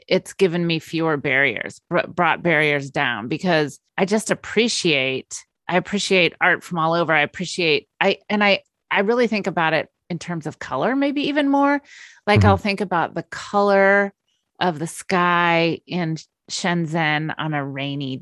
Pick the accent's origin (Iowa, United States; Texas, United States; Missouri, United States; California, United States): California, United States; Napa Valley; also born or lived in London; growing up in the Napa Valley